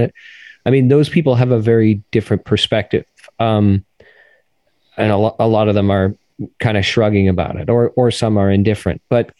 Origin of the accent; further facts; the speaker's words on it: Canada; moved away as an adult; also born or lived in Toronto; now in Washington, D.C., United States; And that's just such a foreign sentiment to me as a Canadian.